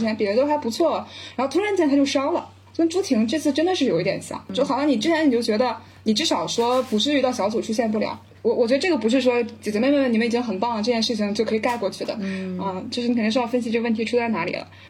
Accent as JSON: {"language": "Chinese", "region": "Tianjin", "country": "China", "said": "我是天津人，然后我们就是天津的女排"}